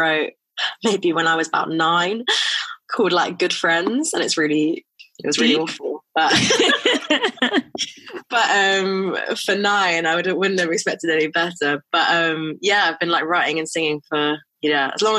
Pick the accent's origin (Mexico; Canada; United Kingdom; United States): United Kingdom; London; I grew up in South London.